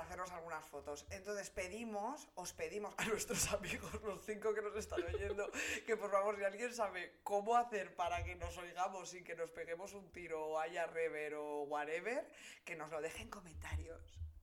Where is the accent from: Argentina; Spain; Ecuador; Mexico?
Spain; Santander, Cantabria; also born or lived in Polientes, Valderredible; soy de Santander, trabajo en publicidad